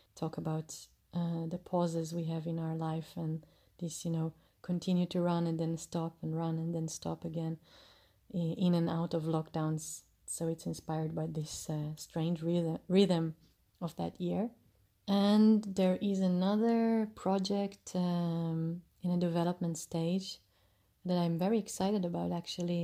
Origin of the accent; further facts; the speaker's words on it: Jerusalem, Jerusalem District, Israel; also born or lived in Chicago; recording you from my hometown, Jerusalem